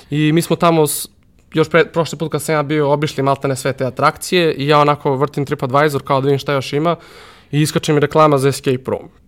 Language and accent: Croatian; Serbia; Kod nas u Srbiji